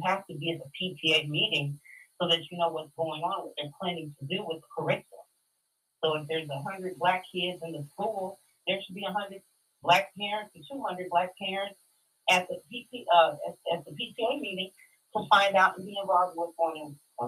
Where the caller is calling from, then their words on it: Minneapolis, Minnesota, United States; Team from Minneapolis, Minnesota.